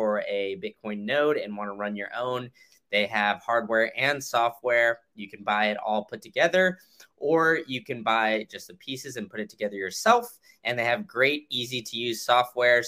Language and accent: English; Austin, Texas, United States; I grew up in Austin, Texas.